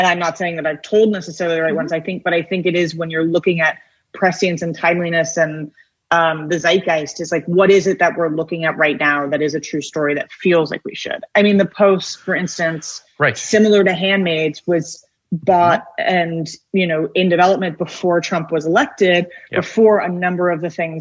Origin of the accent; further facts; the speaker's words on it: New York, United States; as a New Yorker